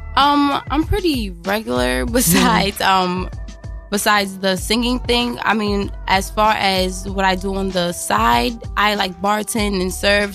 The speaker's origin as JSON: {"language": "English", "town": "New York City", "region": "New York", "country": "United States", "tie": "born or raised there", "said": "I was originally from Brownsville, Ocean Hill, Brownsville"}